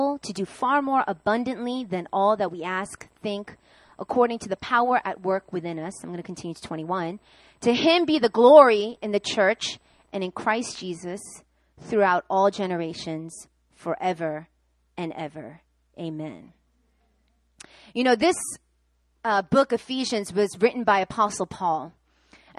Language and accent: English; New York, United States; I'm from New York